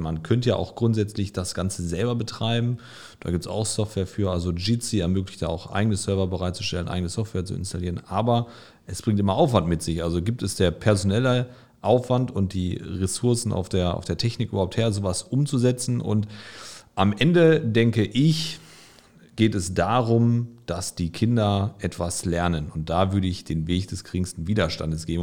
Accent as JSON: {"language": "German", "town": "Gelsenkirchen", "region": "North Rhine-Westphalia", "country": "Germany", "said": "ich komme aus Gelsenkirchen, das hört man auch zwischendurch."}